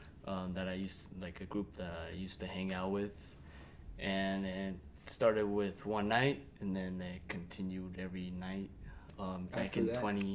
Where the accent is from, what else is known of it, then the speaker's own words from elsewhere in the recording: Aurora, Colorado, United States; moved away as an adult; now in Eagle County, United States; I came from Aurora. I moved up in Eagle in 2018 after I graduated high school